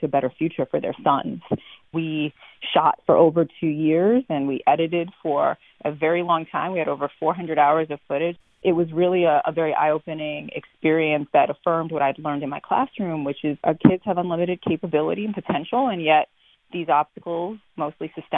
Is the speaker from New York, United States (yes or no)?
yes; New York City, New York, United States; moved away as an adult; also born or lived in Baton Rouge, Louisiana; now in Louisiana, United States; I'm originally from New York City